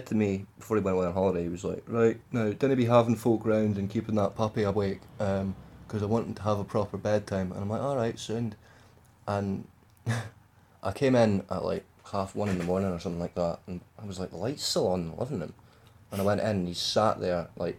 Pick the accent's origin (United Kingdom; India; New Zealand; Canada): United Kingdom; Scotland; being Scottish in England